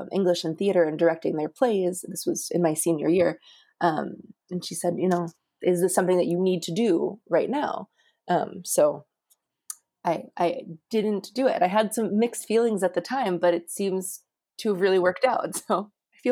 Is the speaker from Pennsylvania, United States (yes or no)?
yes; Johnstown, Pennsylvania, United States; I grew up in Johnstown, Pennsylvania.